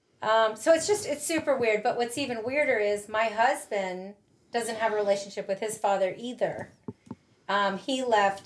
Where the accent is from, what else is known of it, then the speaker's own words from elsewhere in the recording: Miami, Florida, United States; moved away; I grew up in Miami, so when Hurricane Andrew hit, I lived there during that time